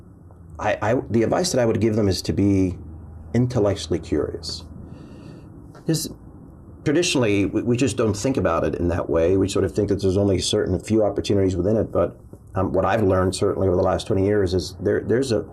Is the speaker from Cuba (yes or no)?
yes; Cuba; now in United States; I was born in Cuba.